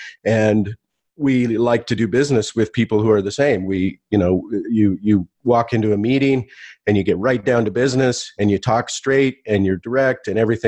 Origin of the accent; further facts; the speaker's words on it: United States; now in Taiwan; I'm actually in Taiwan right now. That's where I live with my family. I'm American originally, but I've been living in Asia for more than 20 years.